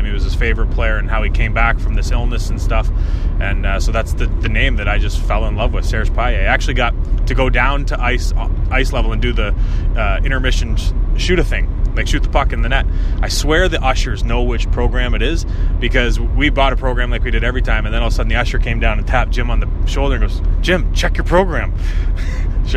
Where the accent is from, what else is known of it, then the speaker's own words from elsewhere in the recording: Palmerston, Ontario, Canada; also born or lived in Kitchener; I was growing up in Palmerston